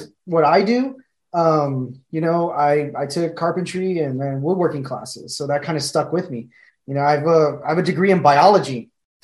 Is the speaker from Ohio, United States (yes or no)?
no; San Antonio, Texas, United States; I grew up in San Antonio